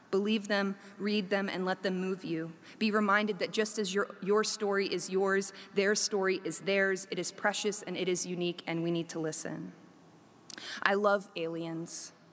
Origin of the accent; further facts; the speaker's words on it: South Korea; Oh, I grew up in Korea. Oh, so you speak Korean, right? no, I don't speak Korean. I grew up in international school.